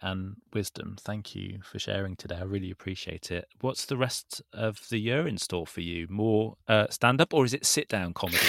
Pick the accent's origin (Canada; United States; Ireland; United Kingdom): United Kingdom; we're British